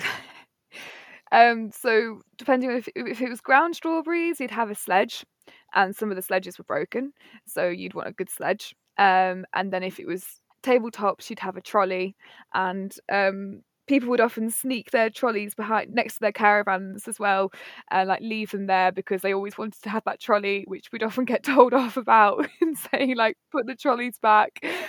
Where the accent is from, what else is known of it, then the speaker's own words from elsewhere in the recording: Nottingham, East Midlands, United Kingdom; moved away as an adult; now in Cornwall, United Kingdom; I'm from Nottingham, twenty-six years old, and currently been living in Cornwall